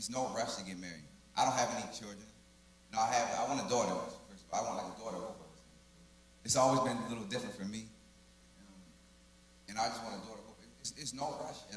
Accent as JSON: {"language": "English", "town": "Baltimore", "region": "Maryland", "country": "United States", "moved": "as an adult", "said": "I'm from Baltimore, Maryland"}